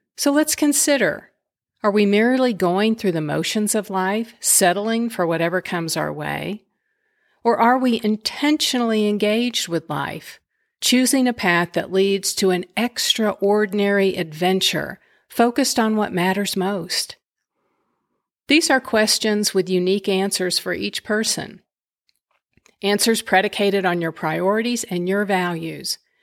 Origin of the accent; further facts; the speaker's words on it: West Texas, United States; Growing up in West Texas